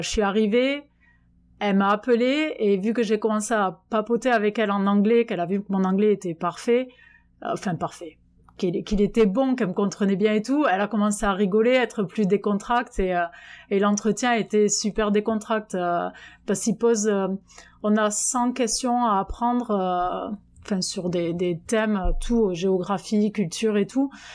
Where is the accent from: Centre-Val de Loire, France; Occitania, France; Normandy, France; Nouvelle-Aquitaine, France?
Occitania, France; Albi; moved away as an adult; now in Jonesboro, United States; Je suis originaire d'Albi, dans le Tarn